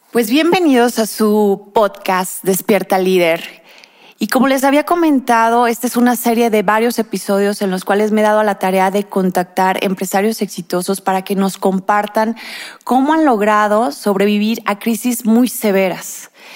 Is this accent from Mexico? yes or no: yes; Mexico; nuestro país, México